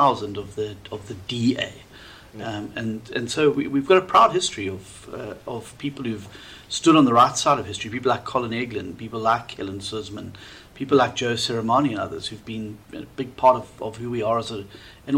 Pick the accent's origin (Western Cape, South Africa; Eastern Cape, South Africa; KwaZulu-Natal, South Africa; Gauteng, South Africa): KwaZulu-Natal, South Africa; Durban; moved away as an adult; I grew up in Durban North, which is a suburb just north of Durban, I've spent the first 25 years of my life in Durban North